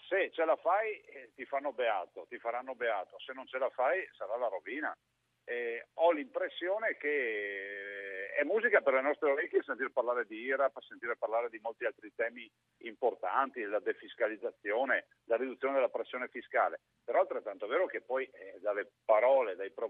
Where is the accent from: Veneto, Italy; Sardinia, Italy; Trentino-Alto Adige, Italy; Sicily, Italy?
Veneto, Italy; Treviso; io sono di Treviso